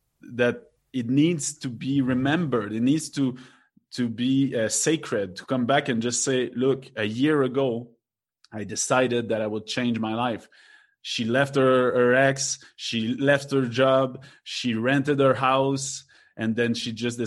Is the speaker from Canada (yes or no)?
yes; Quebec, Canada; now in Mexico; I'm from Quebec